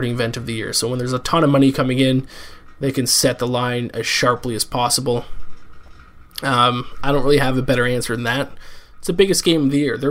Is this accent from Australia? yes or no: no; Canada; now in New York City, United States; I'm a Canadian citizen, but I'm an American resident